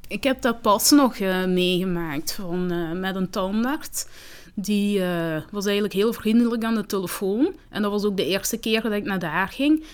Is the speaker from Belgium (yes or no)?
yes; Limburg, Flanders, Belgium; accent: Limburgish; Dutch is a second language; also born or lived in Rwanda; ik kom uit Rwanda. En, ehm, ik ben van mijn zes jaar hier. En dan, ehm, ja, ik heb heel snel Nederlands geleerd. Als je jonger bent, dus dat wel makkelijker ehm, om Nederlands te leren. ja, dus ik heb een Limburgs accent